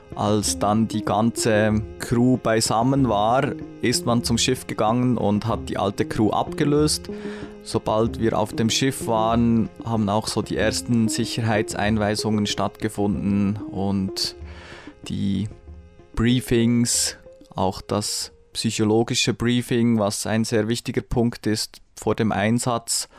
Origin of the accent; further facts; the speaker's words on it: Bern, Switzerland; ich bin in Bern aufgewachsen